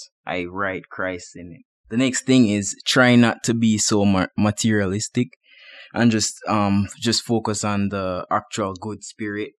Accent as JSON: {"language": "English", "country": "Jamaica", "moved": "yes", "lives_now": "Boise, United States", "said": "I'm from Jamaica where it's between 80 to 95 degrees year round"}